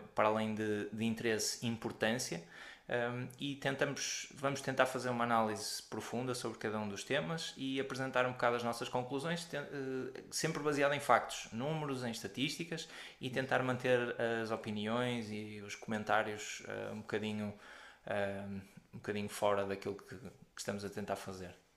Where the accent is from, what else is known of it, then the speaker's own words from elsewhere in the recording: Porto, Norte, Portugal; sou do Porto